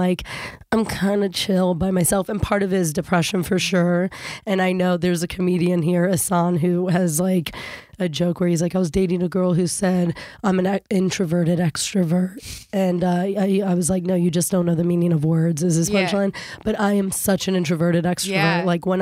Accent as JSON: {"language": "English", "area": "Fairfax County", "region": "Virginia", "country": "United States", "tie": "born or raised there", "also_born_or_lived": "Kenya", "said": "I grew up in Fairfax County, Virginia. I was born in Africa, in Kenya"}